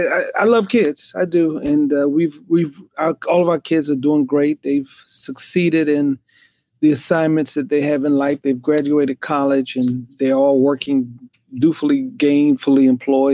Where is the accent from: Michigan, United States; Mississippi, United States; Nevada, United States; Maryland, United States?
Maryland, United States; Glenarden; born or raised there; also born or lived in Washington, D.C.